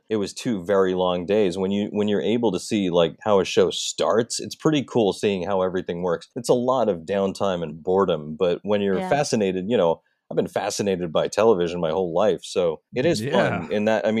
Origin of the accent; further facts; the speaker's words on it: New York, United States; I'm from New York